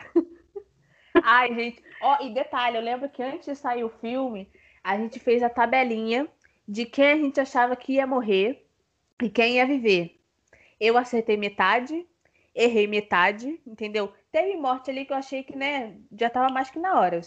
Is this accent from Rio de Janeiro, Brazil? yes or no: yes; Rio de Janeiro, Brazil; sou do Rio de Janeiro